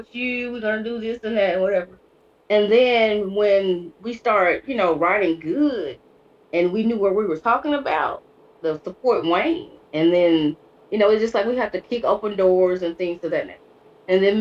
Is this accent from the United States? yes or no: yes; Cleveland, Mississippi, United States; moved away as an adult; also born or lived in Mound Bayou, Mississippi / Illinois; now in Memphis, United States; I'm from Cleveland. I was born in Mound Bayou, Mississippi, and then I lived in Cleveland until I was 18.